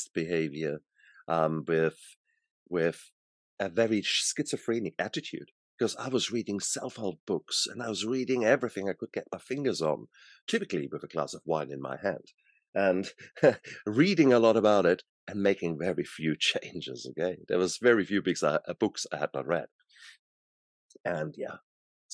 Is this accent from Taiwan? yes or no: no; Germany; born in Germany, and I was born in the 60s there. So when I was young, I was in, you know, my teenager years, that was the 70s, 80s in Germany